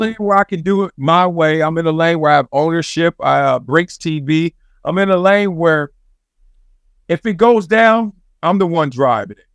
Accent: Compton, California, United States; I'm from Compton, South Central, all that stuff.

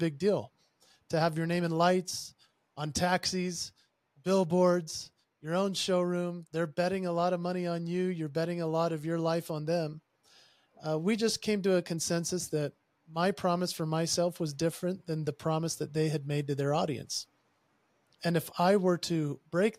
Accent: Utah, United States; I am from Utah, and Utah obviously has a predominant culture of the members that are of the Church of Jesus Christ of Latter-day Saints. And they're commonly known as Mormons. I grew up in that culture.

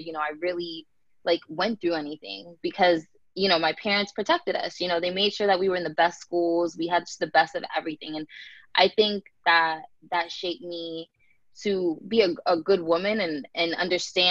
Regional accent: Tampa, Florida, United States; also born or lived in New Jersey; I grew up in New Jersey, and I moved to Florida when I was about 6 years old.

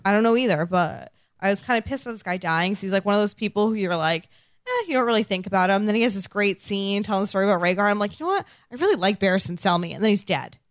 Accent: Massachusetts, United States; accent: non-rhotic; I'm from Massachusetts

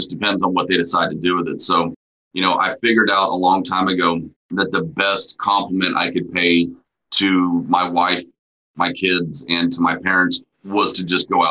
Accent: Amarillo, Texas, United States; also born or lived in Houston, Texas; I grew up in the Texas Panhandle for a while

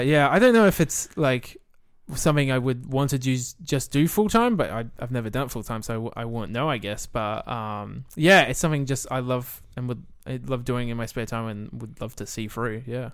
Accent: Millicent, South Australia, Australia; moved away as an adult; also born or lived in Adelaide / New Zealand; originally I grew up in Millicent with View Drew in the, in the country town

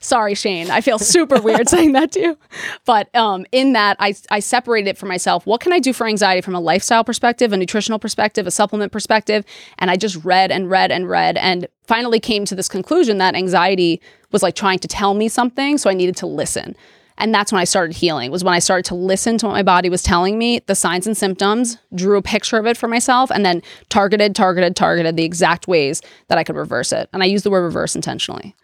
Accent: New York City, New York, United States; also born or lived in Delaware; I grew up in New York City in Queens, which was a super diverse place

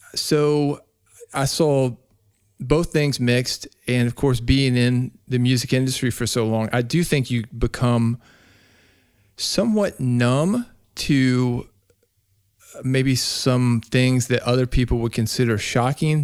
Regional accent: Nashville, Tennessee, United States; I grew up in Nashville, Tennessee, Music City, U S

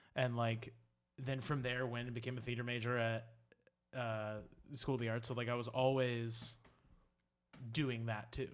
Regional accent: Charleston, South Carolina, United States; moved away as an adult; now in New York, United States; I'm from Charleston, South Carolina. Um, I lived there forever, and then I moved to New York. Yeah, so I was there for, uh, twenty-two years.

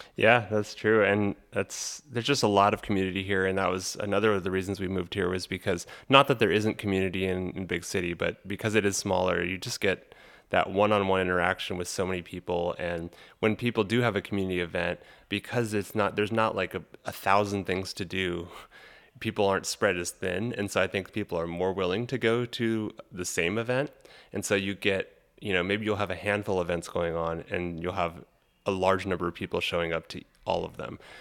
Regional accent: Los Angeles, California, United States; moved away as an adult; also born or lived in San Diego, California; now in Fayetteville, United States; I'm originally from Los Angeles, California and I lived there for my first eighteen years

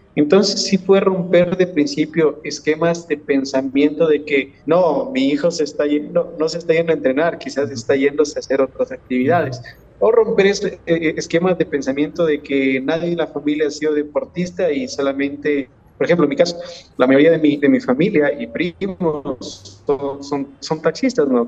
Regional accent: Ecuador; nosotros, los ecuatorianos

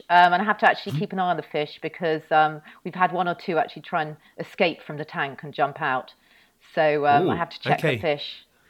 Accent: North West England, United Kingdom; Yes, well, I was brought up in the Northwest and I went to my local primary school.

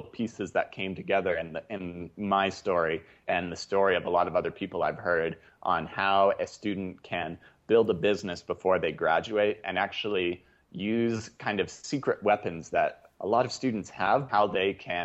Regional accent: Salt Lake City, Utah, United States; my hometown of Salt Lake City

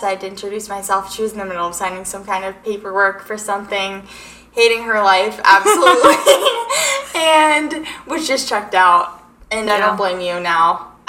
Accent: Coronado, California, United States; now in Arizona, United States; So, I'm from Coronado, California, and I've lived in Arizona for the majority of my life.

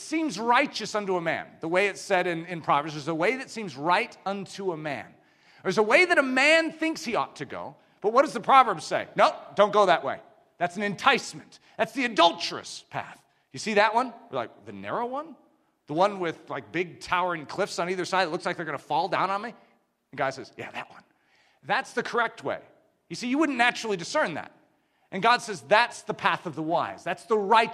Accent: United States; we as English-speaking Americans

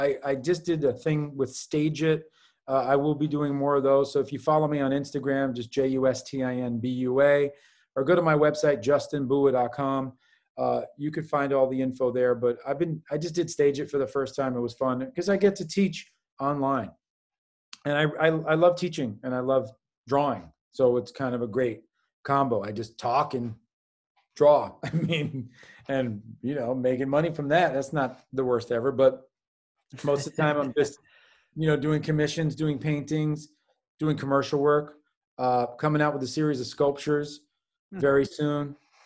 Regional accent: New York City, New York, United States; That's what interests me growing up in New York City

